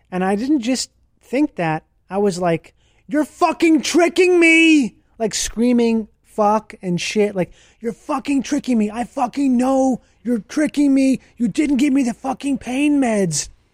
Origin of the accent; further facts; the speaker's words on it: Minnesota, United States; I grew up in Minnesota